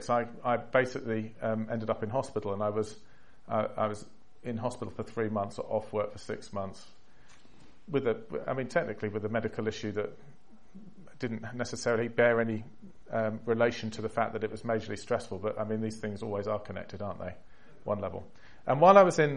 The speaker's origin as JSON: {"language": "English", "region": "England", "country": "United Kingdom", "accent": "English", "moved": "as an adult", "lives_now": "United States", "said": "being a Brit there, because as soon as you have an English accent"}